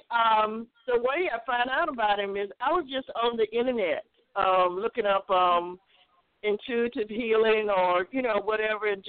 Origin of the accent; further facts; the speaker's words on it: South Carolina, United States; I'm from South Carolina.